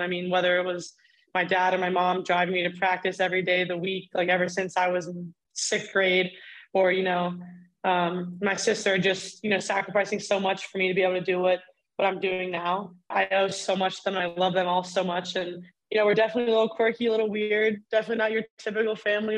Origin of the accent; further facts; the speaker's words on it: Reinholds, Pennsylvania, United States; moved away as an adult; Growing up in Reinholds, PA, definitely a different experience.